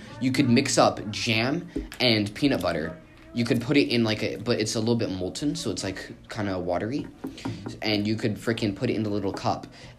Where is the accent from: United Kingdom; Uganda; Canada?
Canada; Yeah, we're all Canadian here